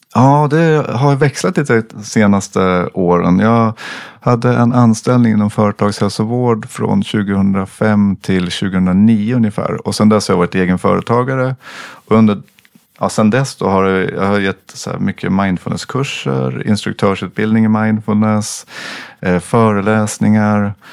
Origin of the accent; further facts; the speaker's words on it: Sweden; jag som svensk kommer från min kultur